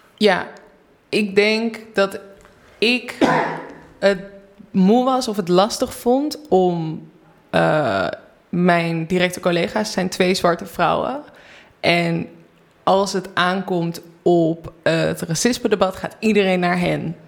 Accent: North Brabant, Netherlands; uit een hele grote Brabantse gezellige familie

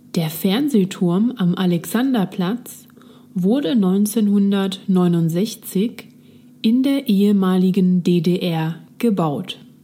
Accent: Switzerland; now in Berlin, Germany; ich komme ursprünglich aus der Schweiz

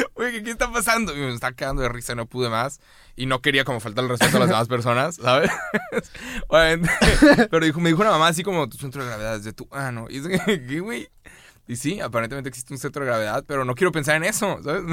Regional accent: Mexico; nos estamos uniendo todos como mexicanos

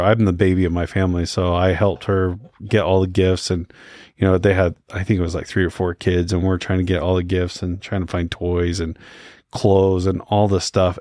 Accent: Utah, United States; also born or lived in Houston, Texas; I was born here in Utah

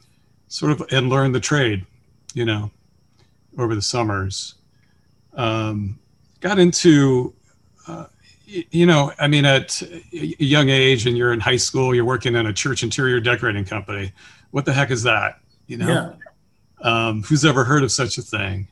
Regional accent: Chesterland, Ohio, United States; also born or lived in Cincinnati, Ohio; I grew up in Chesterland, Ohio

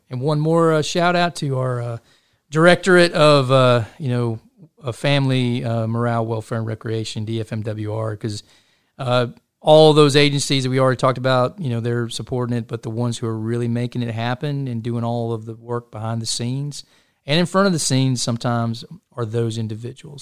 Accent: Chattanooga, Tennessee, United States; now in Fort Hood, United States; I'm a Tennessean. You know, I was born in Chattanooga, Tennessee, grew up in that part of the country

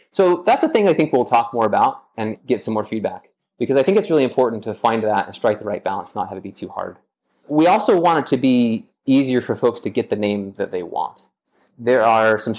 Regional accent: Las Vegas, Nevada, United States; moved away; I am originally from Las Vegas, Nevada

